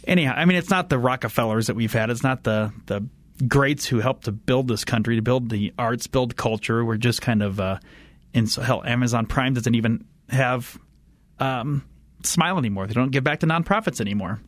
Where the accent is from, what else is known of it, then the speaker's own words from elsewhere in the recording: Indiana, United States; moved away; I grew up in Indiana